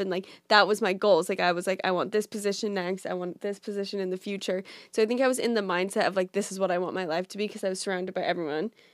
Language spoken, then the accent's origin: English; Orange County, California, United States; moved away as an adult; also born or lived in Boulder, Colorado / New York City; now in New York, United States; I'm from California. So, I grew up in Orange County